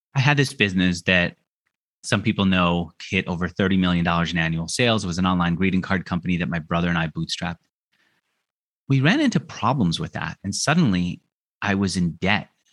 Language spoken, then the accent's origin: English; New York, United States; moved away as an adult; also born or lived in Los Angeles; now in Argentina; I grew up in New York where everyone's so hard charging in your face.